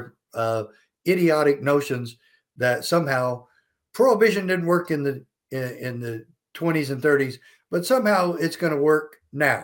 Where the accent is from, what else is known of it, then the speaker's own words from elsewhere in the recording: Safford, Arizona, United States; moved away as an adult; also born or lived in Provo, Utah; I'm from Safford, Arizona. That's Southeast Arizona